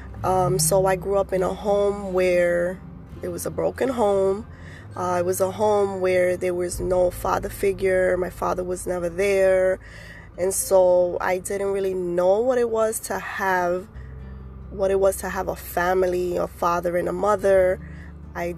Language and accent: English; New York City, New York, United States; I was born and raised in the Bronx